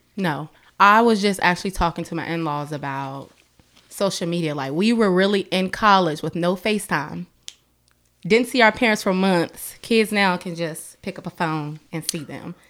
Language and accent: English; Gordonsville, Virginia, United States; moved away as an adult; also born or lived in Tennessee; I'm from Gordonsville, Virginia. Very, very small town